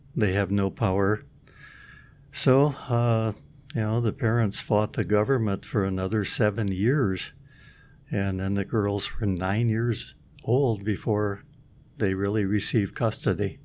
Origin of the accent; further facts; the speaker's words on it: Midland, Michigan, United States; moved away; I'm from Midland, Michigan